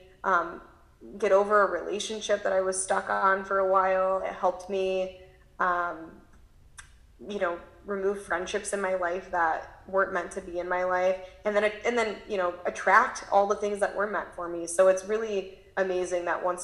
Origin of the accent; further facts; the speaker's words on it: Midwest, United States; now in California, United States; growing up in the Midwest and now living in California